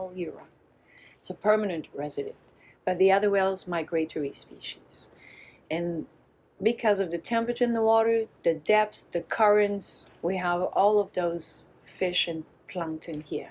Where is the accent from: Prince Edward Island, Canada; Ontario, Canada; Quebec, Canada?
Quebec, Canada; Baie-Sainte-Catherine; English is a second language; also born or lived in La Malbaie, Quebec; I'm from Bay St. Catherine, the village just beside the Tadoussac.